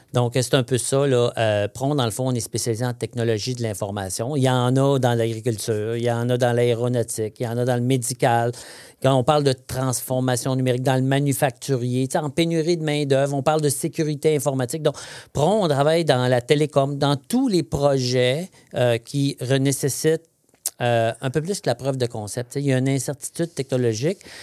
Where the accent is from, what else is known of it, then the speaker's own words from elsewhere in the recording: Saint-Bernard, Quebec, Canada; moved away; je suis né à Saint-Bernard-de-Beauce, hein, à 48 km des ponts au sud de Québec. Je suis un ah beau son. donc, on, sort le gars de la Beauce, mais pas la Beauce du gars